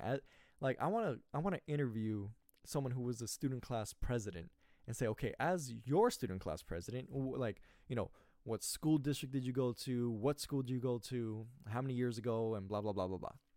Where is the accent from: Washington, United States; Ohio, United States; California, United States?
California, United States; I was born in California